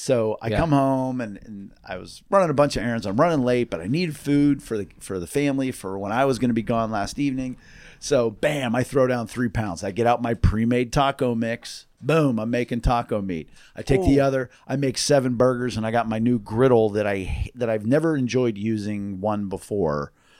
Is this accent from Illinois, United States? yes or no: no; Pittsburgh, Pennsylvania, United States; I'm from Pittsburgh.